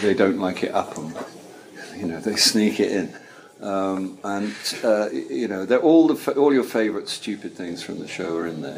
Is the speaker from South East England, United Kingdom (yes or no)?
yes; Caterham, South East England, United Kingdom; I grew up in Caterham, which is near Croydon.